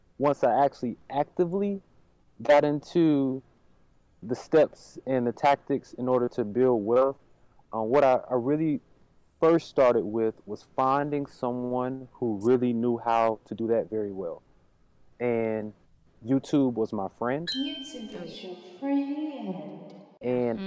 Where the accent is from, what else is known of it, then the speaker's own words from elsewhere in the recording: Durham, North Carolina, United States; moved away as an adult; also born or lived in Washington, D.C.; now in Atlanta, United States; I grew up inner city in Durham, North Carolina